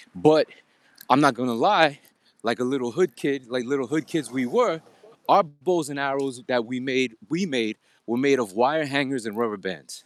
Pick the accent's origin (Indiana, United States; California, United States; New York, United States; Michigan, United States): New York, United States; New York City; I'm from Queens, N Y C